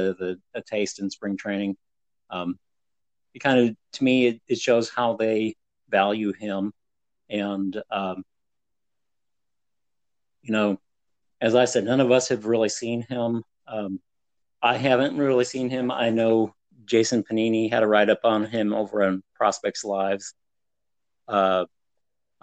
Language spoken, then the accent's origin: English; Northeast Ohio, United States; born or raised there